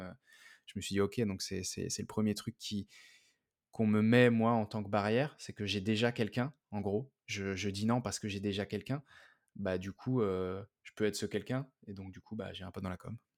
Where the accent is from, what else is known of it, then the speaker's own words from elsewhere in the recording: Paris suburbs, Île-de-France, France; je suis, de banlieue parisienne